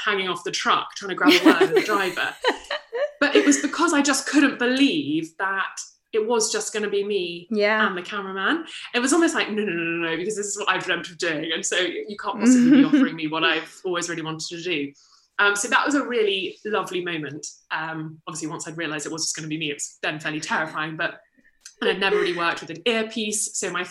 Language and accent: English; Kent, South East England, United Kingdom; I'm from Kent originally